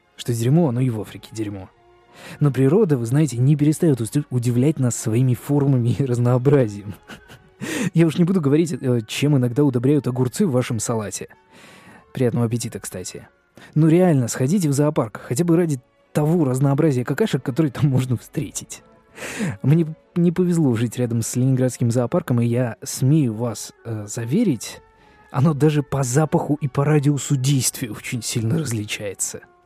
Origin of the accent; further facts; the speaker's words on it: Saint Petersburg, Russia; я петербуржец